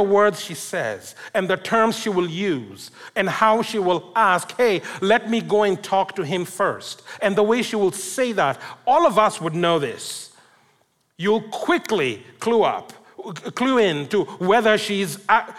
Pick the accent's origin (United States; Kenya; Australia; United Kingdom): Kenya; I come from Kenya, and I also speak Swahili